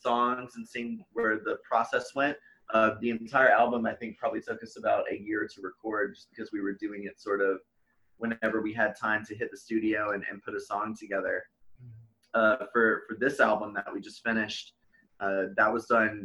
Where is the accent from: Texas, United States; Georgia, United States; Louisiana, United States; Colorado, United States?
Louisiana, United States; New Orleans; moved away; I grew up partially in New Orleans